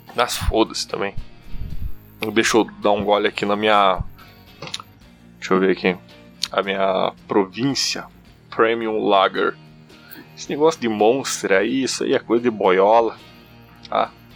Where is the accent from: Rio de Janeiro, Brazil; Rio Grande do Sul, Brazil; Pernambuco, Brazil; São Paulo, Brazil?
Rio Grande do Sul, Brazil; accent: German-colonist interior accent; Eu sou do Rio Grande do Sul, eu sou do interior. O meu sotaque é uma merda mesmo, tá?